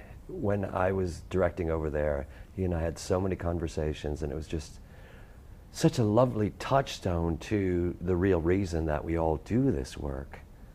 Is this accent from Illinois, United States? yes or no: yes; Chicago, Illinois, United States; that's where I grew up a block away from Flukey's.